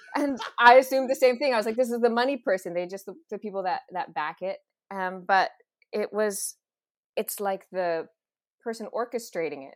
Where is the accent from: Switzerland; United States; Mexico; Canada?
Canada; West Coast; now in Toronto, Canada; growing up on the West Coast too, like, being in L